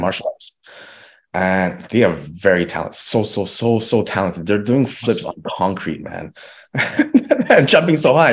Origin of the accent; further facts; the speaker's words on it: Vancouver, British Columbia, Canada; my hometown in Vancouver